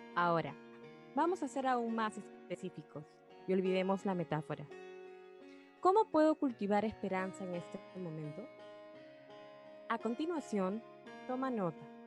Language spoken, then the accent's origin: Spanish; Peru; mi país, Perú